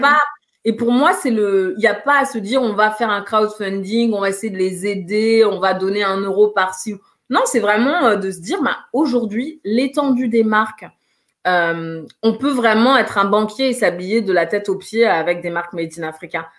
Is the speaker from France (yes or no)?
yes; Paris, Île-de-France, France; je suis originaire euh, de, Guinée, je suis née à Paris, j'ai toujours vécu en France